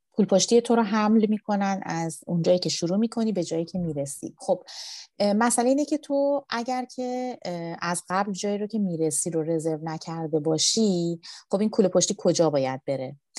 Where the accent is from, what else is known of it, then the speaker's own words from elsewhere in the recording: Iran; من ایرانی هستم